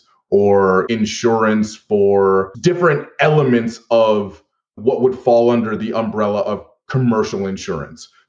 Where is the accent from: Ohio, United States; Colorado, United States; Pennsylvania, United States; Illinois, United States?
Pennsylvania, United States; Philadelphia; in my hometown of Philadelphia as teenagers